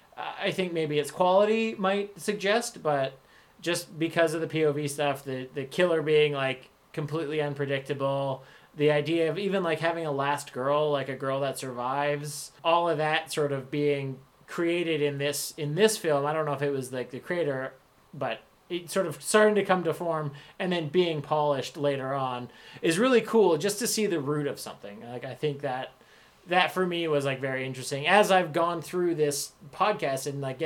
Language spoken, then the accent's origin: English; Canada; I do love that as a Canadian.